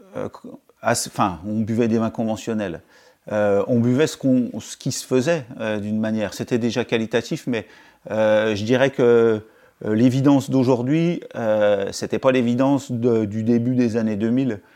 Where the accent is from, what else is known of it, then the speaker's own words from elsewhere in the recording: Pontarlier, Bourgogne-Franche-Comté, France; also born or lived in Arbois; j'étais originaire de Pontarlier, c'est une, c'est une, c'est en Franche-Comté